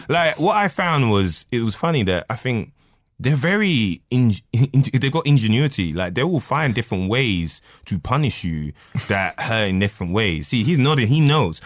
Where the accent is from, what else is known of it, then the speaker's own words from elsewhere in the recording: London, United Kingdom; now in Newcastle upon Tyne, United Kingdom; North London, Edmonton.